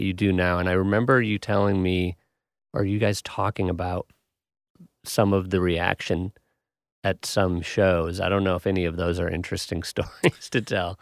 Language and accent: English; Wisconsin, United States; I'm from Wisconsin